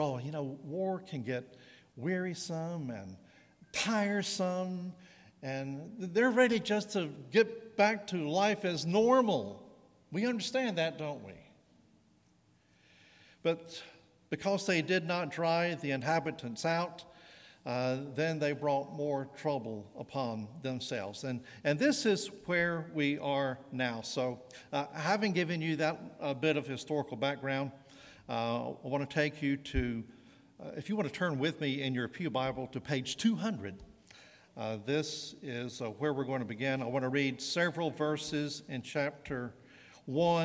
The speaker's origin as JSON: {"language": "English", "region": "Southern American", "country": "United States", "said": "I'm American and a Southern American"}